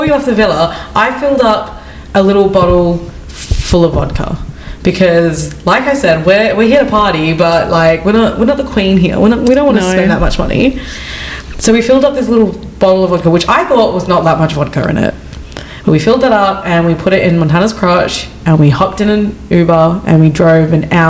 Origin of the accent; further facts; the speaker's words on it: Australia; I'm just Australian